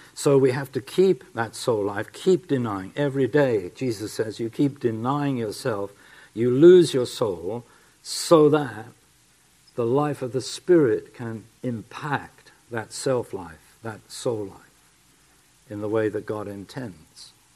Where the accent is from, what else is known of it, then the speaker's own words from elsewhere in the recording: England, United Kingdom; accent: English; my English accent